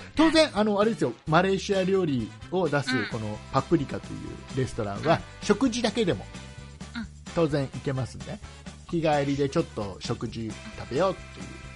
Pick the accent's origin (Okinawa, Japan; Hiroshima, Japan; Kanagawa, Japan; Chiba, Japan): Chiba, Japan; Kisarazu; 木更津ね僕の地元